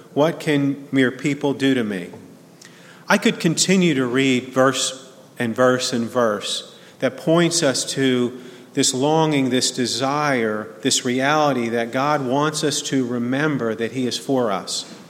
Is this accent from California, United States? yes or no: no; New Jersey, United States; now in Birmingham, United States; growing up in New Jersey